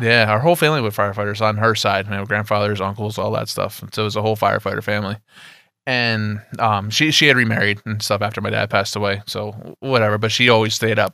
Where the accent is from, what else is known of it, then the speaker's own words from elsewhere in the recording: Poughkeepsie, New York, United States; I'm, I'm from Poughkeepsie, you know, upstate New York to you guys